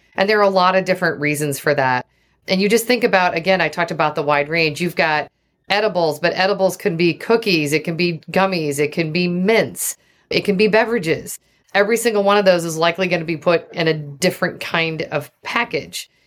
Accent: Oregon, United States; also born or lived in Seattle; I grew up in Oregon

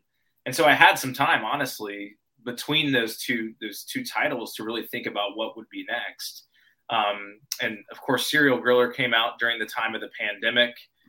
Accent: Nashville, Tennessee, United States; also born or lived in Grasse, France; which is actually in my hometown of Nashville.

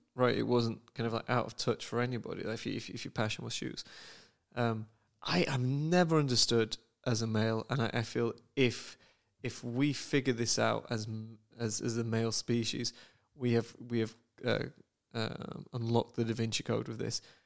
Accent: United Kingdom; moved away; as a Brit

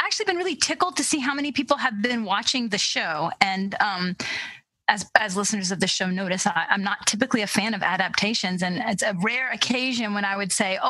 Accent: United States; as an American, I struggle with that.

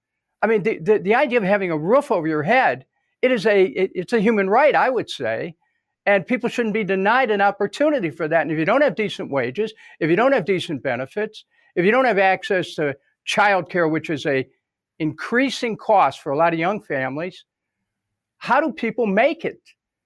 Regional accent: Cleveland, Ohio, United States; When I grew up in Cleveland, I remember in one of these apartments we were at on St. Clair Avenue, at one above Martha's Delicatessen at 10712 St. Clair. I was about 11 or 12 years

